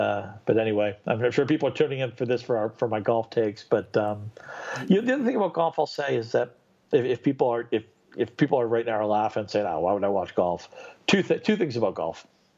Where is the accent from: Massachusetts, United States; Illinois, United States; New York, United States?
Massachusetts, United States; Boston; I grew up in Boston